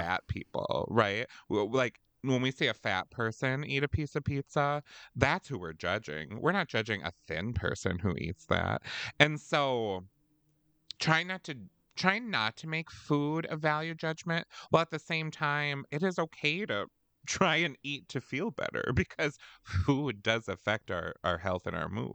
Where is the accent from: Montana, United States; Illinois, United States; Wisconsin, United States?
Wisconsin, United States; We're from Wisconsin